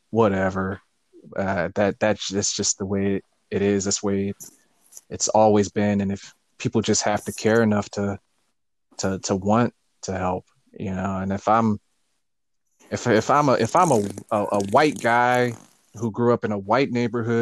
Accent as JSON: {"language": "English", "country": "United States", "tie": "born or raised there"}